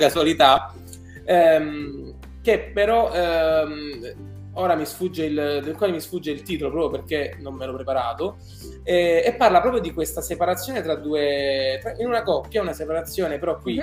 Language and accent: Italian; Apulia, Italy; Io da buon pugliese